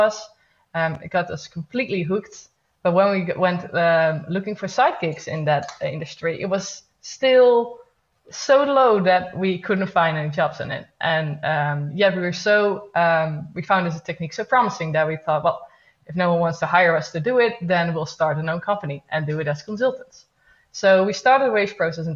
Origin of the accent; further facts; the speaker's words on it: Netherlands; also born or lived in Eindhoven; I'm from the Netherlands, living in Eindhoven.